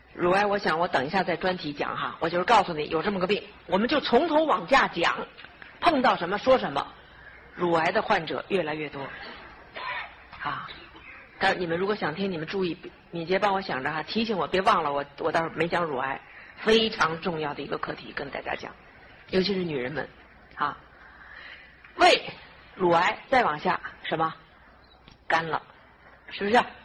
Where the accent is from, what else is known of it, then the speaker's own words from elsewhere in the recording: Beijing, China; accent: northern; moved away as an adult; now in Los Angeles, United States; 我们北京人讲话有时候会比较，哈， 南方的朋友不大懂